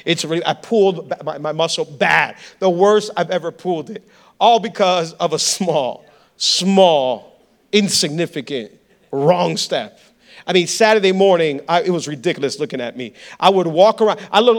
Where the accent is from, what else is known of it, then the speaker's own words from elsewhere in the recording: Hialeah, Florida, United States; I'm from Hialeah. Nothing good can come from I'm from Hialeah. Come on, I was born and raised in Hialeah.